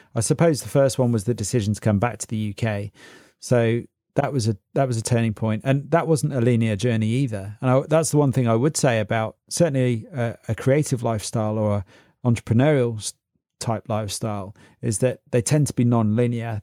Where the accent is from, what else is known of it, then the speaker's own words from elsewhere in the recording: Oxford, South East England, United Kingdom; also born or lived in Berlin, Germany / London; I grew up around Oxford